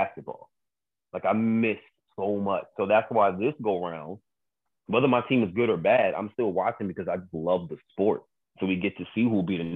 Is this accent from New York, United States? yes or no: yes; New York City, New York, United States; I'm born and raised in Queens, New York